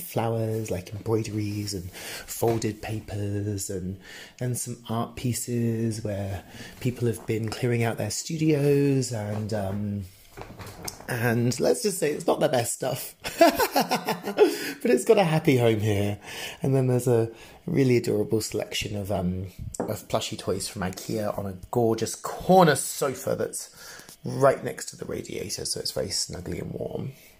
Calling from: Berlin, Germany; I'm calling you from Berlin.

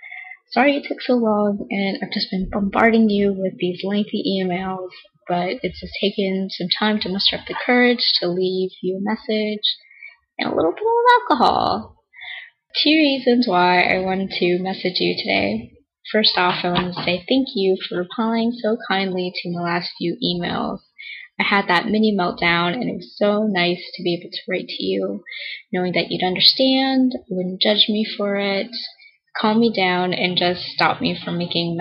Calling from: California, United States; I'm calling you from California.

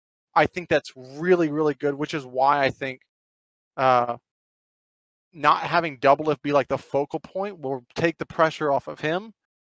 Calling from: Phoenix, Arizona, United States; also born or lived in Houston, Texas; I'm now calling from Phoenix, Arizona.

